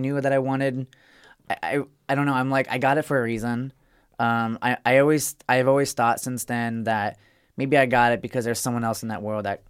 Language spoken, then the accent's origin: English; Arizona, United States; Arizona. {S4} Okay. {S10} Yeah. Red state. my parents are still there, too.